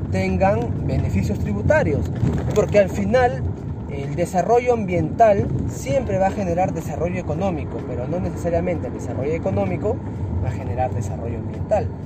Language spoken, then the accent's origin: Spanish; Chiclayo, Lambayeque, Peru; yo nací en Chiclayo. O sea, yo amo esta tierra